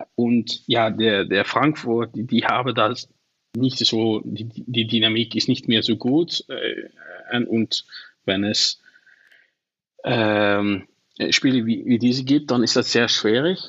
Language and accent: German; Venlo, Limburg, Netherlands; first language Dutch; German is a second language; ich komme aus Venlo, so das ist nicht so, so mhm. weit von der deutschen Grenze